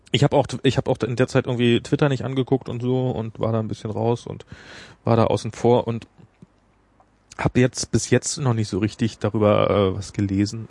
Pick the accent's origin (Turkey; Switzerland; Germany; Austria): Germany; bei uns in Deutschland